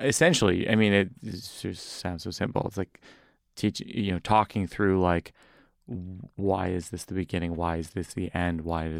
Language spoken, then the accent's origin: English; Massachusetts, United States; No, I don't want people to think I'm from Boston.